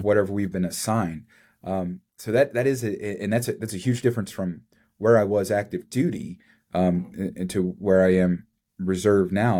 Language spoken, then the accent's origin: English; Kentucky, United States; I grew up in Kentucky